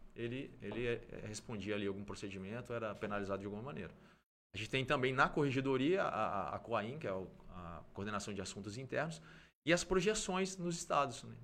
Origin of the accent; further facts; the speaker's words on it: Brasília, Federal District, Brazil; moved away as an adult; also born or lived in Mato Grosso do Sul; eu nasci em, é, em Brasília